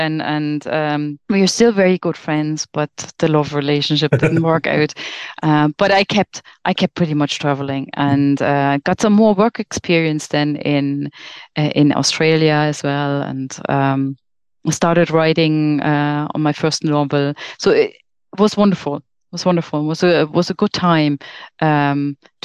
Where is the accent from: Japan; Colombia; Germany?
Germany; moved away as an adult; I'm from Germany